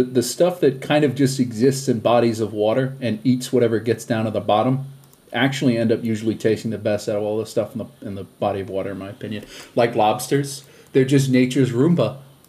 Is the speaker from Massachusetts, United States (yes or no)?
yes; Boston, Massachusetts, United States; I'm from Boston.